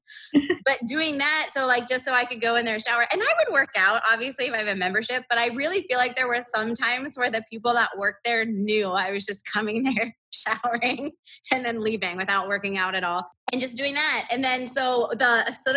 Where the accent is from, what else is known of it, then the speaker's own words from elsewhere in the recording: about an hour and a half from Canton, Ohio, United States; my hometown is about an hour and a half from Canton, Ohio